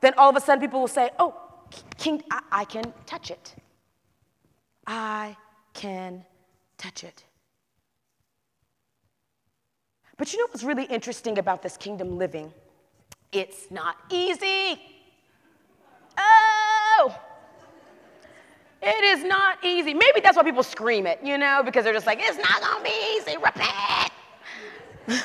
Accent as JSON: {"language": "English", "region": "the South", "country": "United States"}